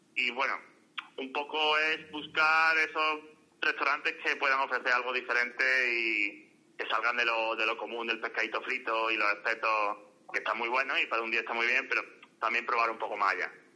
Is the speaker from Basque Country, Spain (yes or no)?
no; Málaga, Andalusia, Spain; soy malagueño